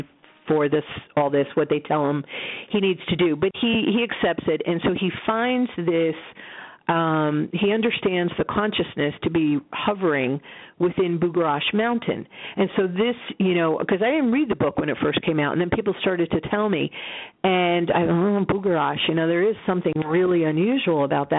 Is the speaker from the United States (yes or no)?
yes; Roswell, New Mexico, United States; I was born in Roswell